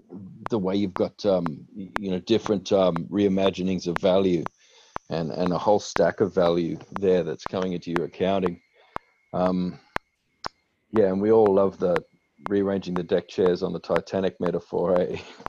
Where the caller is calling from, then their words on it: Melbourne, Victoria, Australia; I'm speaking from Boonwurrung country here in Melbourne.